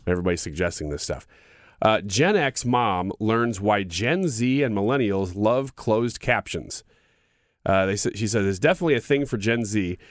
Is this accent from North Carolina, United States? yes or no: no; Illinois, United States; I'm from Illinois